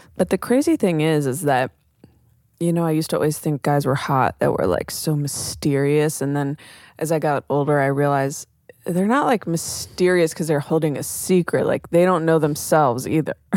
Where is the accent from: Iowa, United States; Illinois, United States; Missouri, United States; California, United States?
California, United States; Oakland; growing up in Oakland